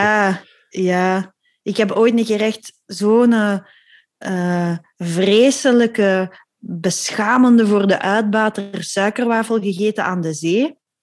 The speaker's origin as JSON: {"language": "Dutch", "country": "Belgium", "said": "We zijn Belgen"}